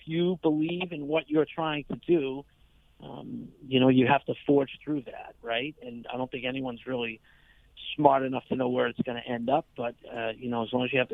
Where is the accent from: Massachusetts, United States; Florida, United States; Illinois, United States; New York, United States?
Massachusetts, United States; Boston; I am a Boston Red Sox fan from Boston, Massachusetts